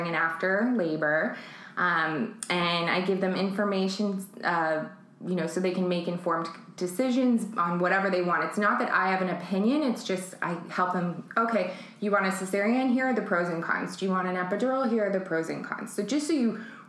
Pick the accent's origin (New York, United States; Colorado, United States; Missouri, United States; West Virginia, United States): New York, United States; New York City; also born or lived in San Francisco; now in Los Angeles, United States; I was born in San Francisco, and I mostly grew up in Manhattan.